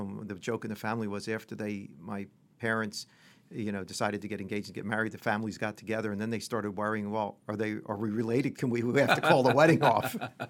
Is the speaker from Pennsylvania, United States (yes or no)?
yes; Pennsylvania, United States; Well, I grew up outside of Philadelphia in the suburbs.